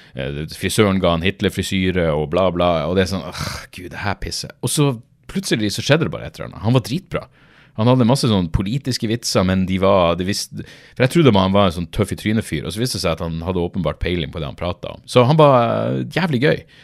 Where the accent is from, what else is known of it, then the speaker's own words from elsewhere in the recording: Norway; Jeg er fra Norge